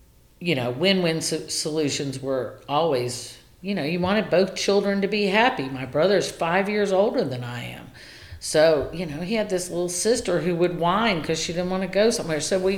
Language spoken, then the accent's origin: English; the South, United States; So because I grew up in the South, you just say, hey, how you doing?